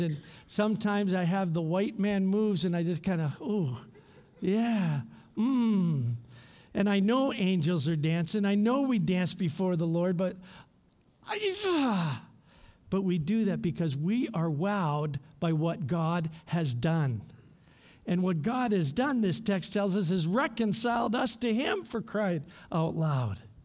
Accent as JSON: {"language": "English", "town": "London", "region": "Ontario", "country": "Canada", "tie": "born or raised there", "moved": "as an adult", "lives_now": "Thailand", "said": "I grew up in London, Ontario, the forest city"}